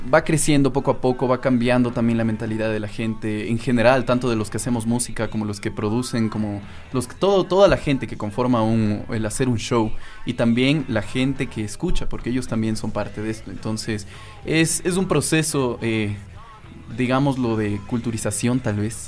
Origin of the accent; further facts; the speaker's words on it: Tambillo, Pichincha, Ecuador; somos de Tambillo